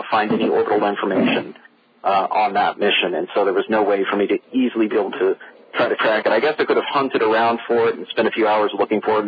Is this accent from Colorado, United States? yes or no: no; Space Coast, Florida, United States; I grew up here in Florida. In fact, I grew up over on the Space Coast.